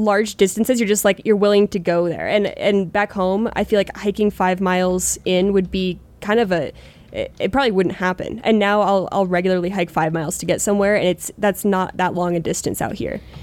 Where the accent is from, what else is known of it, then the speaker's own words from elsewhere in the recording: Pennsylvania, United States; moved away as an adult; growing up in Pennsylvania, that's where I, like, cut my teeth fishing